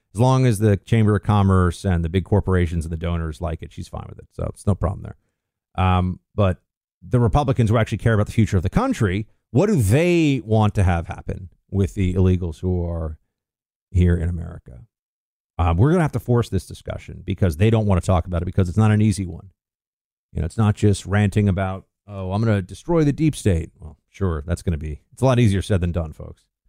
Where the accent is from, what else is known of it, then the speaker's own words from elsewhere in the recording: New York, United States; I grew up in New York